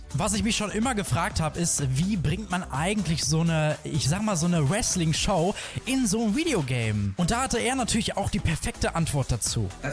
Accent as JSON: {"language": "German", "country": "Germany", "said": "bei uns in Deutschland"}